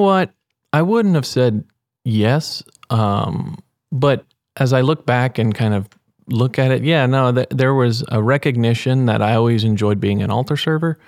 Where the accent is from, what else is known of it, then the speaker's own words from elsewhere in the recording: Weimar, Texas, United States; I'm from Weimar, Texas. Um, born and raised